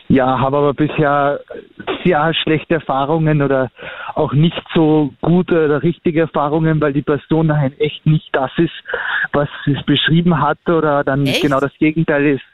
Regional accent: Austria; ich bin halt ein Österreicher

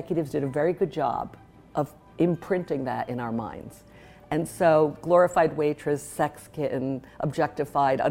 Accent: West Warwick, Rhode Island, United States; I grew up in West Warwick.

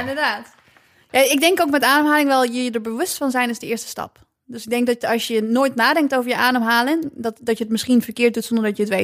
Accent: Nijmegen, Gelderland, Netherlands; allebei komen we uit Nijmegen.

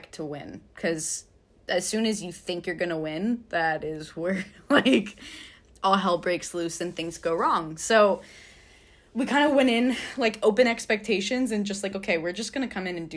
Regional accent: United States; as an American

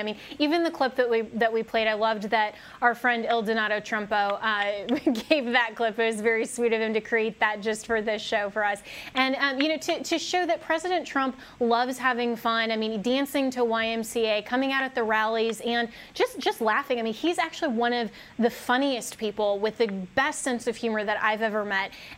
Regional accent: Colorado, United States; now in Washington, D.C., United States; my home state's Colorado

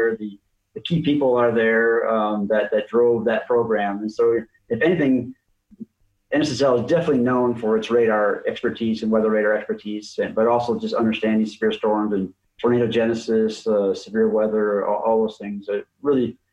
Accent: Minneapolis, Minnesota, United States; I grew up in Minnesota, actually, and in Minneapolis, St. Paul area

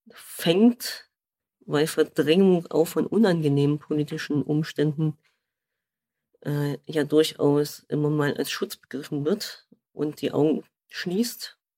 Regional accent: East Germany, Germany; Naja, ich bin ja Ostdeutscher, habe mich auch lange Zeit gar nicht gefragt, ob ich Ost- oder Westdeutsch bin

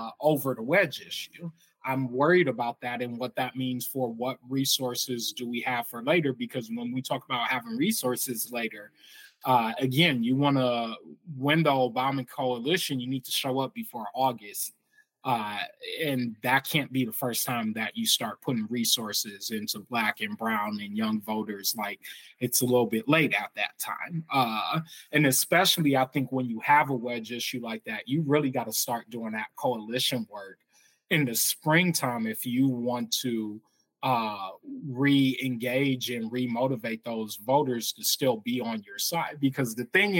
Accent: Michigan, United States; my home state of Michigan

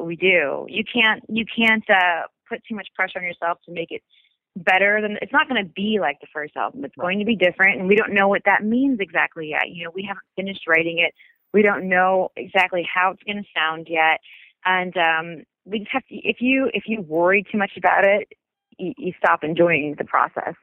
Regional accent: Detroit, Michigan, United States; I grew up in Detroit

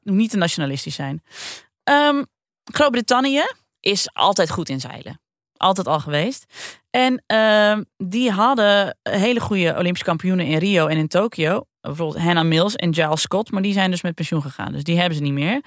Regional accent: Friesland, Netherlands; kom ik uit Friesland.

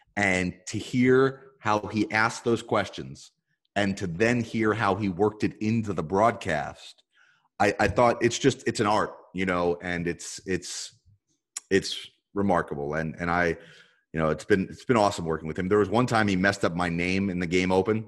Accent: New Jersey, United States; growing up in North Jersey

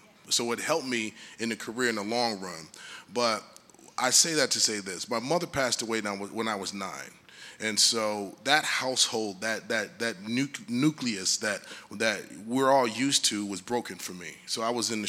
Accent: Detroit, Michigan, United States; I was born in Detroit, Michigan

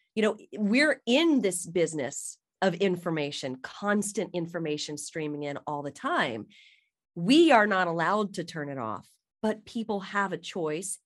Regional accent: South Carolina, United States; moved away; I'm from South Carolina

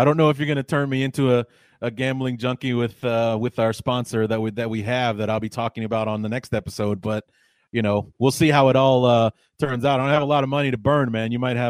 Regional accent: Evanston, Illinois, United States; the closest college team that I grew up next to, I grew up in Evanston, in a suburb of Chicago.

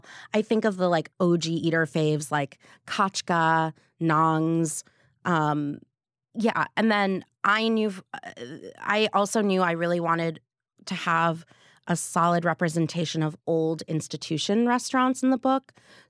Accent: New Jersey, United States; I am from New Jersey. I am a proud Jersey kid.

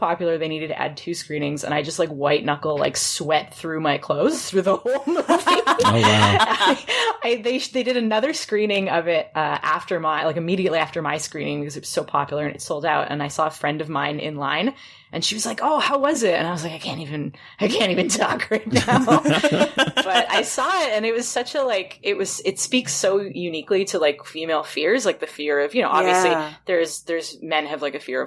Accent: Toronto, Ontario, Canada; I'm from Toronto

